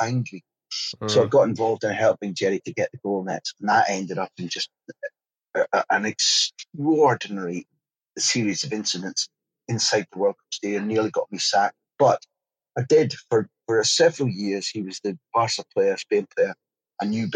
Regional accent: Aberdeen, Scotland, United Kingdom; moved away as an adult; also born or lived in Glasgow / London; I was born in Aberdeen in 1963, and I stayed in Aberdeen until I was about 18.

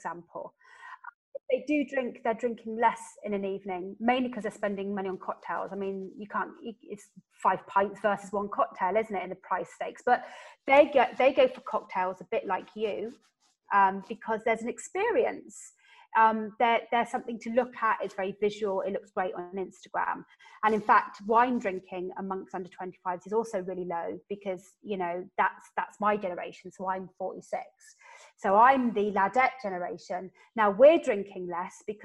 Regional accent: West Country, South West England, United Kingdom; I'm from the West Country

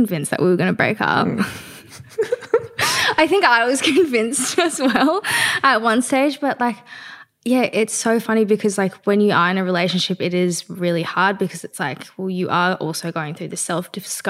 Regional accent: Australia; an Australian Chinese

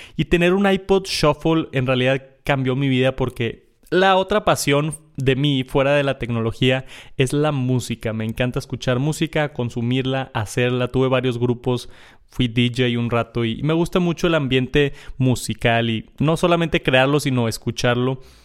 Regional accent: Monterrey, Nuevo León, Mexico; yo soy de Monterrey

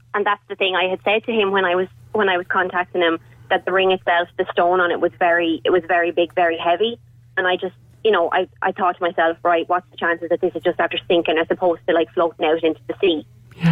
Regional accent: Wexford, Leinster, Ireland; I'm from Wexford myself

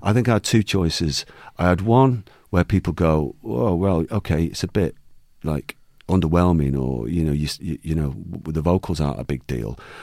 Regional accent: Manchester, North West England, United Kingdom; born or raised there

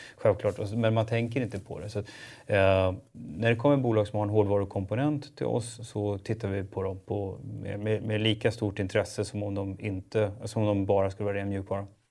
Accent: Stockholm, Stockholm County, Sweden; jag är ju förortskille, så jag är ju född och uppvuxen i Spånga

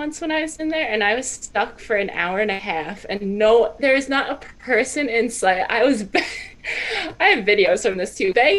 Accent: Long Island, New York, United States; I'm from Long Island

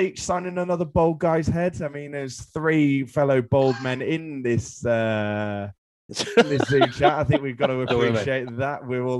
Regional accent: Australia; I guess as an Australian, you've got to be looking at it going, well, maybe we need an opener

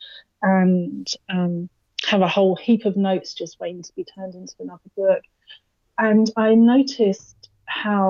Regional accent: London, United Kingdom; moved away; I'm originally from London, which obviously, as you know, is a huge city

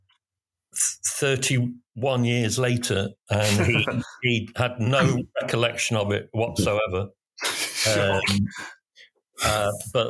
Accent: Birmingham, West Midlands, United Kingdom; moved away as an adult; also born or lived in Manchester; I moved up from Birmingham to come up to Manchester to study.

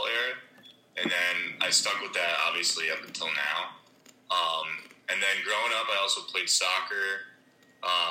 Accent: New Jersey, United States; I'm from New Jersey

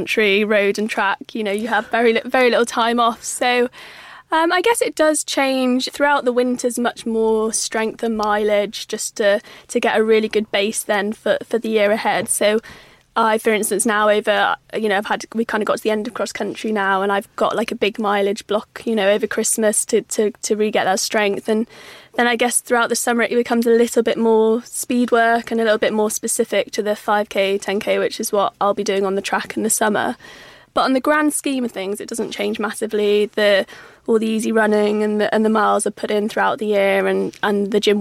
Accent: Cumbria, North West England, United Kingdom; moved away as an adult; also born or lived in Cardiff; I grew up in Cumbria, so I represented Cumbria at all the English schools events

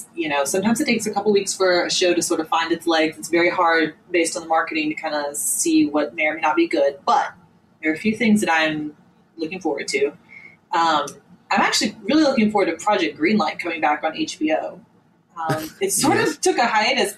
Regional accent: Georgia, United States; my home state

